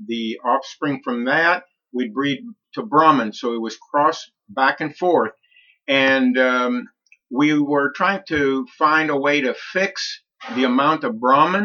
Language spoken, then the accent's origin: English; Colombia; now in Okeechobee, United States; I was born in Colombia, South America.